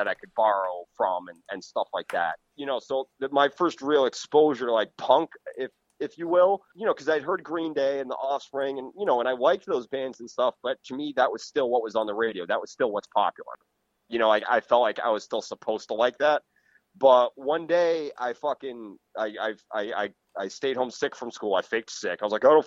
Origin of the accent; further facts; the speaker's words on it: Cape Cod, Massachusetts, United States; now in Connecticut, United States; I grew up on Cape Cod, you know, super rich, elitist Cape Cod